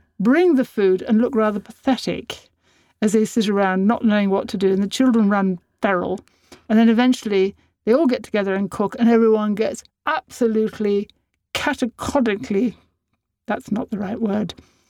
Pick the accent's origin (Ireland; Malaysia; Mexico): Ireland; Dublin, Leinster; I was born on International Women's Day in a hospital in Dublin called Hatch Street.